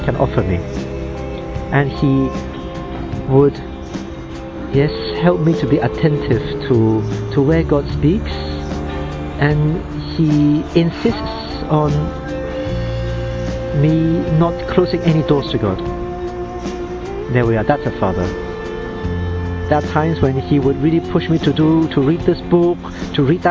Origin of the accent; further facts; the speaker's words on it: Hong Kong; I am 31 years old and I come from Hong Kong.